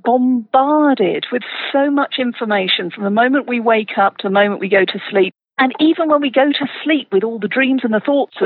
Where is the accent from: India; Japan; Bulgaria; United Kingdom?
United Kingdom; moved away as an adult; now in Colorado, United States; I'm originally from the UK